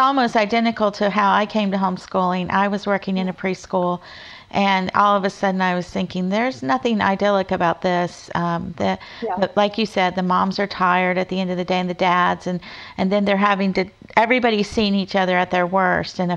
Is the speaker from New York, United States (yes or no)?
no; Florida, United States; I grew up in Florida